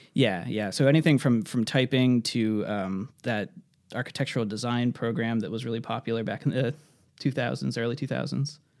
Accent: Worcester, Massachusetts, United States; for anyone that knows Massachusetts, I'm from the Worcester area

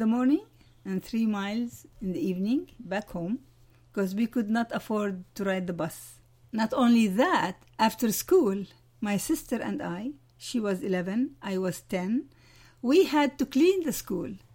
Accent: Amman, Amman Governorate, Jordan; also born or lived in Ramallah; I was born in a small town near Jerusalem, Ramallah, but I grew up in Jordan

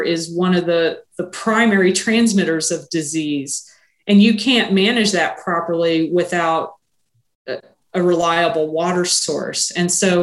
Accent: the Ozarks, Missouri, United States; also born or lived in Springfield, Missouri; when I was a kid growing up in the Ozarks

